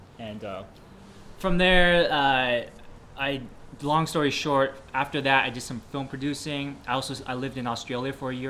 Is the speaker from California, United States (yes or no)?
yes; Milpitas, California, United States; Actually, I was born in the Bay Area. I was born close to Milpitas, but I grew up in Milpitas.